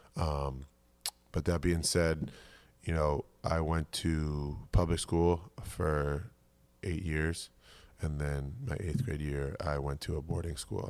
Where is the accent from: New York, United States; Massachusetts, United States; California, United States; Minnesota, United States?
Massachusetts, United States; Boston; moved away as an adult; also born or lived in Ames, Iowa; now in Philadelphia, United States; growing up in Massachusetts